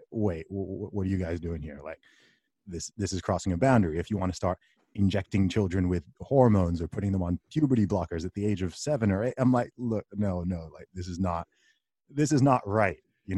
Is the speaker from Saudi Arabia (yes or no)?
yes; Saudi Arabia; I grew up in the Middle East. I grew up in Saudi Arabia. My family background is from Nigeria.